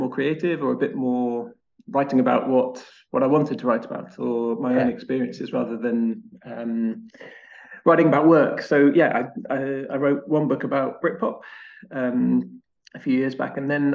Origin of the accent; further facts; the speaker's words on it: Wiltshire, South West England, United Kingdom; now in Brighton, United Kingdom; I grew up in Wiltshire